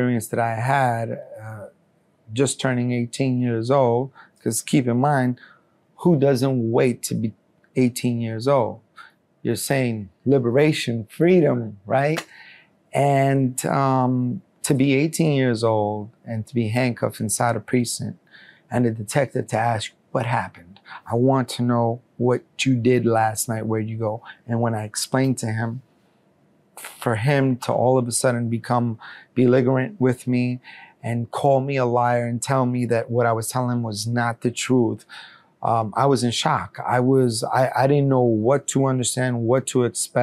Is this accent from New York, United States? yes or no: yes; New York City, New York, United States; also born or lived in Colombia; being raised at such a young age in the United States, I was already considering myself an American